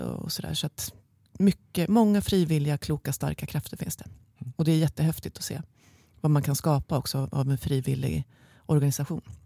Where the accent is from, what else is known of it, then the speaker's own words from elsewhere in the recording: Stockholm, Stockholm County, Sweden; Jag är från Stockholm, från en liten del i, i Bromma kommer jag ifrån ursprungligen